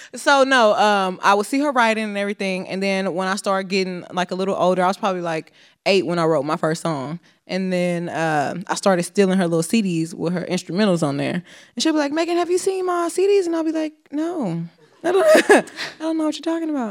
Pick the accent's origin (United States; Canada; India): United States; Houston, Texas; Growing up in Houston